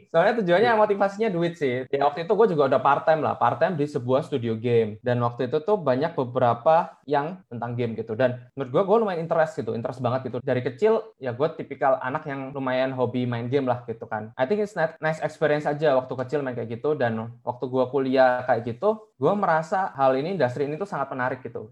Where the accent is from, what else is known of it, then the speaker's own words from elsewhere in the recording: Surabaya, East Java, Indonesia; moved away as an adult; now in Jakarta, Indonesia; Gua orang Surabaya by the way, jadi kayak ke Jakarta merantau